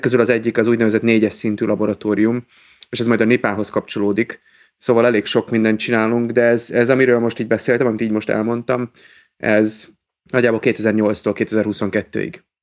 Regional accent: Budapest, Hungary; moved away as an adult; now in Pécs, Hungary; én budapesti vagyok

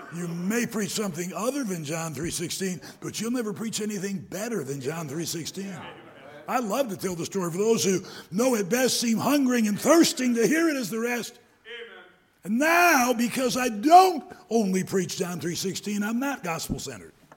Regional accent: Detroit, Michigan, United States; moved away; also born or lived in Greenville, South Carolina; I was born in Greenville, South Carolina, but when I was young, my dad took the Detroit Rescue Mission, and I spent a lot of about 10 years of my lifetime. I was maybe in first grade till I actually went off to high school in the Detroit area

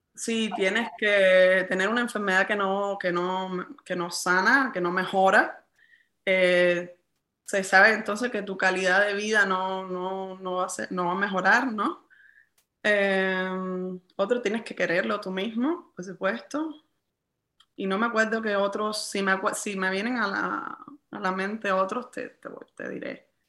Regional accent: Cuba; en mi país

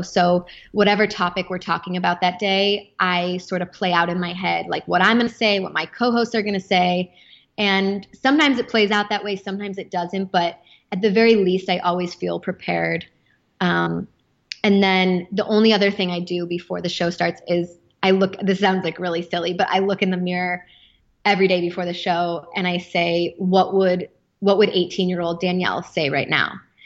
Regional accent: Chicago, Illinois, United States; moved away as an adult; also born or lived in Los Angeles; my hometown of Chicago.

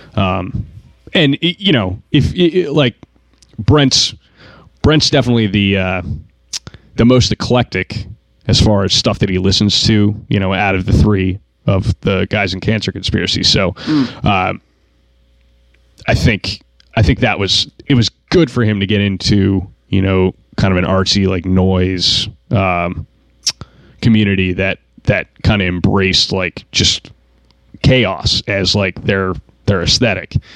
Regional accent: Vermont, United States; we're we're from Vermont

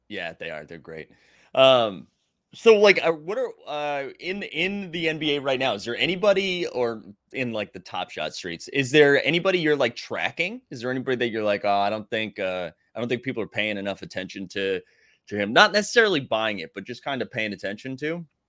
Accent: Massachusetts, United States; I'm from Massachusetts

